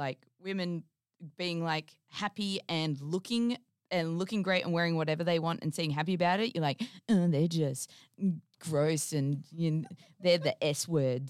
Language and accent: English; Geraldton, Western Australia, Australia; I grew up in Geraldton.